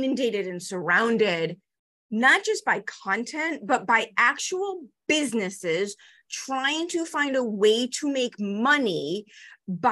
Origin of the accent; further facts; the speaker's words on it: Chicago, Illinois, United States; I'm 5 feet tall and I grew up in Chicago.